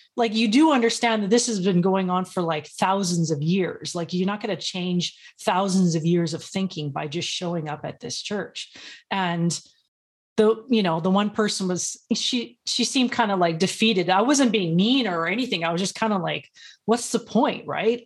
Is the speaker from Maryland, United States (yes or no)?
no; Los Angeles, California, United States; I'm from Los Angeles, so I've seen a lot of poverty and ghetto and all that kinda stuff.